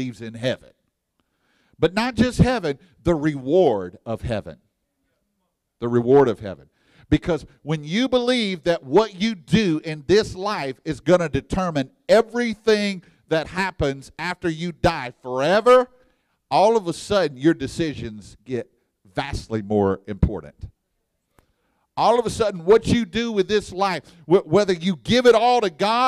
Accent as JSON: {"language": "English", "region": "Texas", "country": "United States", "said": "I'm from Texas, and we got pit barbecue down there"}